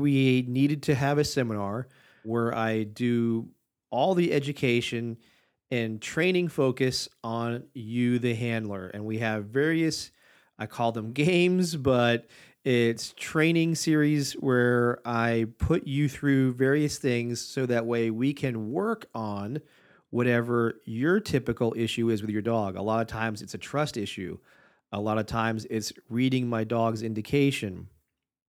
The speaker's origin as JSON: {"language": "English", "region": "Michigan", "country": "United States", "tie": "born or raised there", "said": "I was born in Michigan"}